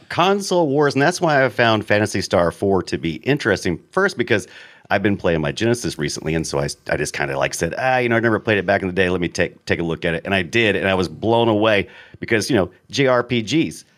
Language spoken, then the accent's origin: English; United States; I'm an American